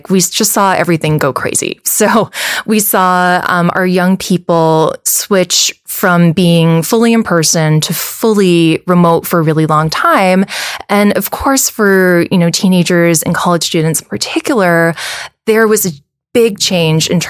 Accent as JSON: {"language": "English", "town": "Wahiawa", "region": "Hawaii", "country": "United States", "tie": "born or raised there", "also_born_or_lived": "New York", "moved": "as an adult", "said": "I was born and raised on the North Shore in Wahiwa"}